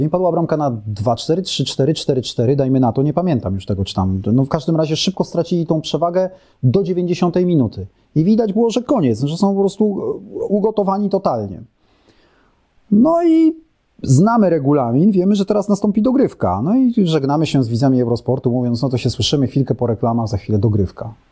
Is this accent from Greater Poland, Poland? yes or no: no; Warsaw, Masovian Voivodeship, Poland; No ja jestem z Warszawy, więc i tak byłem z, z dużego polskiego miasta